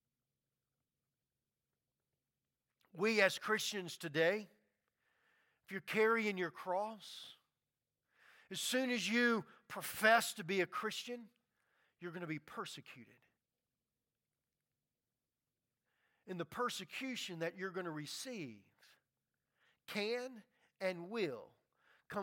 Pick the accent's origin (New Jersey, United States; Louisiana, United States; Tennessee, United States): Louisiana, United States; Baton Rouge; I grew up in Baton Rouge, Louisiana, and there's a lot of Catholics